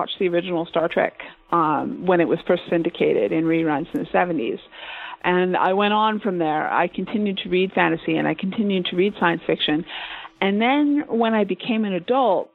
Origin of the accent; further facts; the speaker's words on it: Calgary, Alberta, Canada; my hometown of Calgary